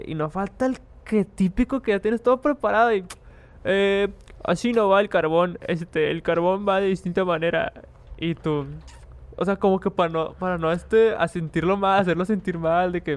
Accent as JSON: {"language": "Spanish", "town": "Monterrey", "region": "Nuevo León", "country": "Mexico", "said": "somos regios. Los que son aquí de Monterrey saben que es hacer una carnita asada."}